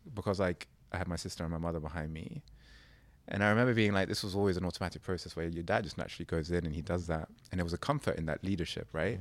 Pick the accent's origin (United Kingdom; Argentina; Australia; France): United Kingdom; accent: British; my accent's very British